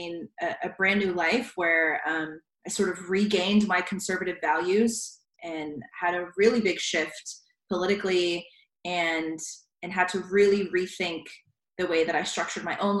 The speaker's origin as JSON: {"language": "English", "town": "Richmond Hill", "region": "Georgia", "country": "United States", "tie": "born or raised there", "also_born_or_lived": "San Diego, California", "said": "I was born in San Diego, but I grew up in South Georgia. My parents and I moved there when I was about 5 or 6. So Georgia is really my home, South Georgia."}